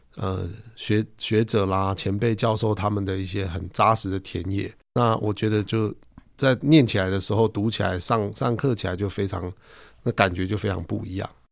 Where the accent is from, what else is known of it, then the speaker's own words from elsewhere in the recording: Zhutian, Pingtung County, Taiwan; moved away; also born or lived in Taipei; 我是屏东竹田的客家人